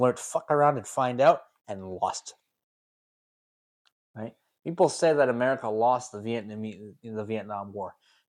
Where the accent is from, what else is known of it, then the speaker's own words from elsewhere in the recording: Canada; We're Canadian.